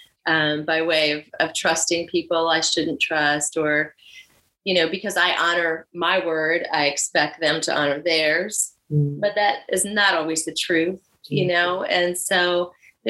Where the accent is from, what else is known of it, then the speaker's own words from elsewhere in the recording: Virginia Beach, Virginia, United States; also born or lived in Miami / Fort Lauderdale; now in Charleston, United States; I'm from Virginia Beach originally